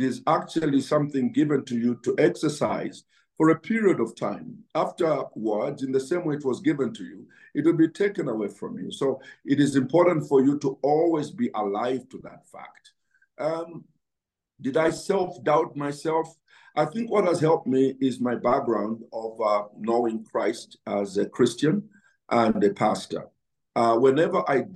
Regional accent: Chinsali, Muchinga Province, Zambia; I grew up in Chinsali, where we never, grew up without shoes on my feet

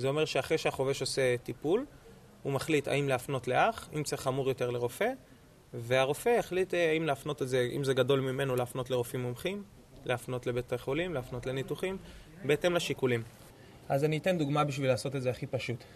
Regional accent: Tel Aviv, Tel Aviv District, Israel; אני מתל אביב, גדלתי בתל אביב, חייתי בתל אביב.

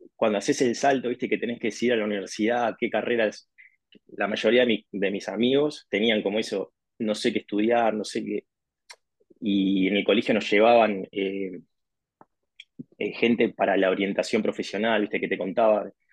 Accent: Montevideo, Uruguay; also born or lived in Spain; soy de Uruguay, nací en Montevideo, Montevideo es la capital.

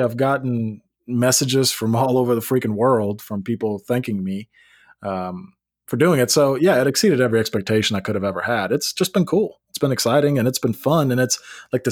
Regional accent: Memphis, Tennessee, United States; now in Nashville, United States; I grew up in Memphis.

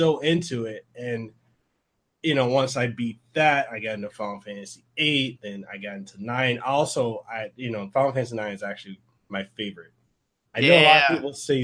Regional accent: Samoa; English is a second language; English isn't my first language, it's actually my second. When I was growing up in Western Samoa

